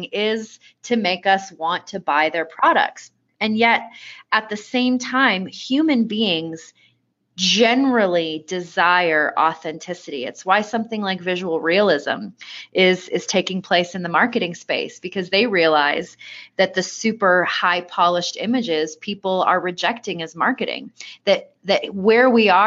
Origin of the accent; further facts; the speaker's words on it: Vancouver, British Columbia, Canada; also born or lived in East Coast of Canada; now in Colorado Springs, United States; I was born on the East Coast of Canada, but I spent most of my growing up in Vancouver, BC, and that is definitely what I would still consider home